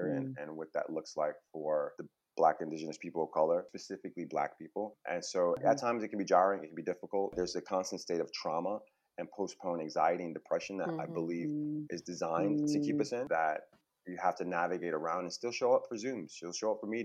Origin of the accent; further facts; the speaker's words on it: Buffalo, New York, United States; also born or lived in Harlem, New York City; now in California, United States; I grew up in Buffalo, New York, which is a smaller city upstate near Niagara Falls, Canada.